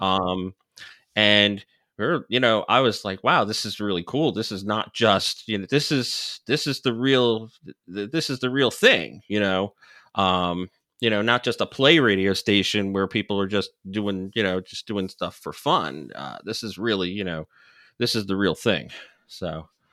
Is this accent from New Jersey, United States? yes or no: yes; New Jersey, United States; I grew up in New Jersey